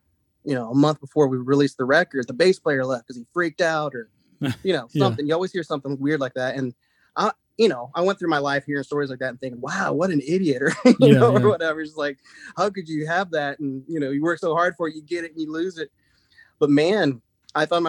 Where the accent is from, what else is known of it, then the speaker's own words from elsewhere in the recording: Ohio, United States; now in Nashville, United States; growing up in Ohio